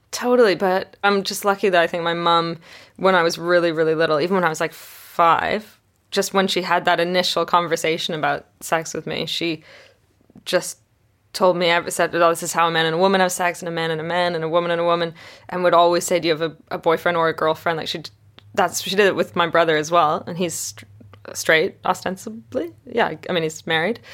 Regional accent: Canada; I grew up in Canada

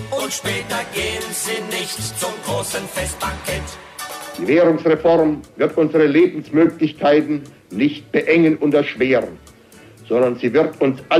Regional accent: Berlin, Germany; Ich bin Berliner, Deutscher und Europäer.

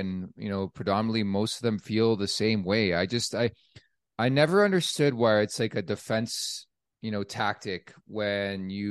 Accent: Oakville, Ontario, Canada; also born or lived in Montreal; from Oakville, Ontario, where I grew up

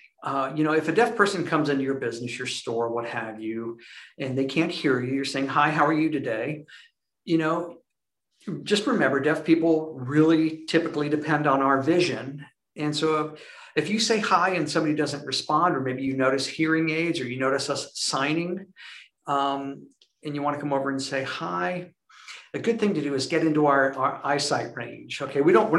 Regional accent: Minnesota, United States; now in Oxford, United States; I'm from Minnesota. I moved to Alabama about 6 years ago, and I live in Oxford as well.

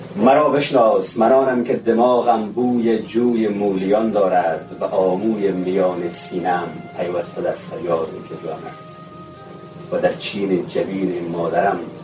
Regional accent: Badakhshan, Afghanistan; من از بدخشانم

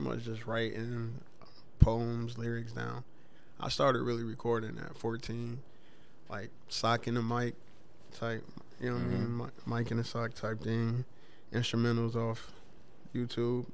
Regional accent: Charlotte, North Carolina, United States; also born or lived in Akron, Ohio; I was born in Ohio, but raised in Charlotte, North Carolina

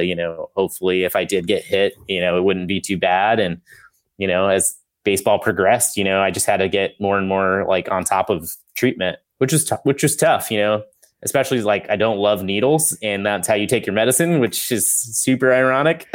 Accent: Colorado, United States; moved away as an adult; also born or lived in Nebraska; now in Salem, Massachusetts, United States; I was born in Colorado, lived there my whole life.

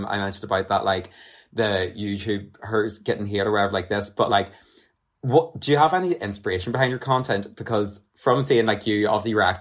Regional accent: Armagh, Northern Ireland, United Kingdom; I'm originally from Armagh

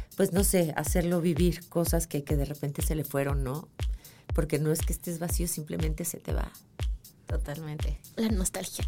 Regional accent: Mexico; also born or lived in Leverkusen, Germany; soy más mexicana mm. que nada, porque pues he vivido aquí toda la vida

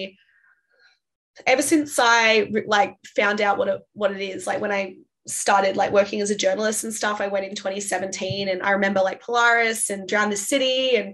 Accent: Sydney, New South Wales, Australia; moved away; I'm originally from Sydney

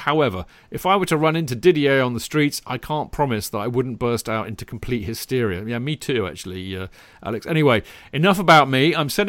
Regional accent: St. John's, Newfoundland and Labrador, Canada; I grew up in St. John's, Newfoundland, which is the island directly across the Atlantic Ocean from the UK, but with much, much worse weather.

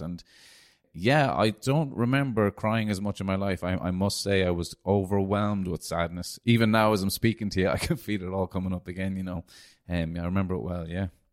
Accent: Cork, Munster, Ireland; as an Irish Argentinian growing up in Ireland

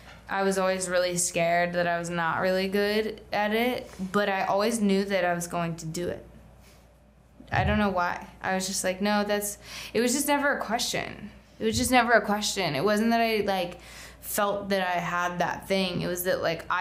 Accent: Charlotte, North Carolina, United States; moved away; I grew up in North Carolina

